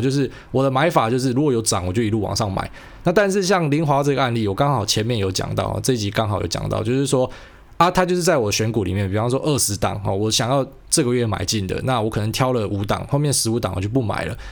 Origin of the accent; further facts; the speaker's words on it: Taiwan; 我是台湾人